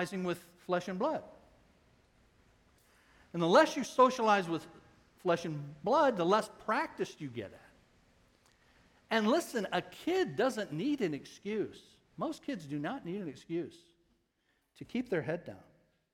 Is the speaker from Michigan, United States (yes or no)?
yes; Ecorse, Michigan, United States; When I was a kid growing up in Ecorse, many of you know I grew up there